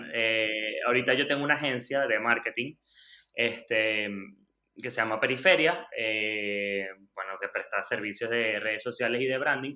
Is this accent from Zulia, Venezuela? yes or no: no; Lechería, Anzoátegui, Venezuela; yo soy, este, por supuesto, venezolano. Nací y crecí en Lechería, en Anzuategui.